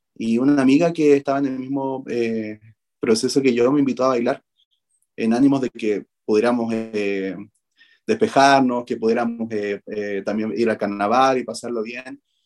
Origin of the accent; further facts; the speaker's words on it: Arica, Arica y Parinacota, Chile; yo nací en Arica. Nací y creo en Arica, mi familia también.